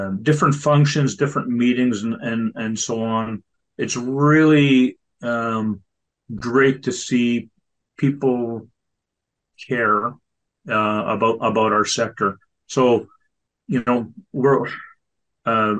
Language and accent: English; Southeast Manitoba, Canada; I'm a producer from Southeast Manitoba.